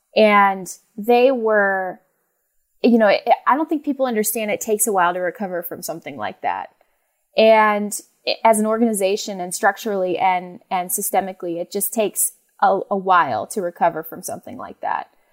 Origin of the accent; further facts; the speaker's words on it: Phoenix, Arizona, United States; moved away; also born or lived in Los Angeles; I was born and raised in Phoenix, Arizona